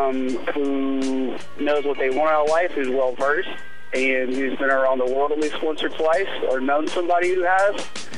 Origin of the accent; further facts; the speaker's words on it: West Palm Beach, Florida, United States; I'm from West Palm Beach, Florida. And I've been here for about 4 years.